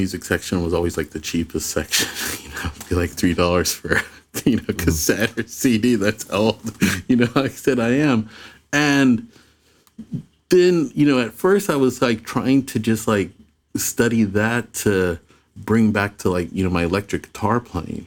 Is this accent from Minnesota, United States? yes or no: no; Phoenix, Arizona, United States; I grew up in Phoenix.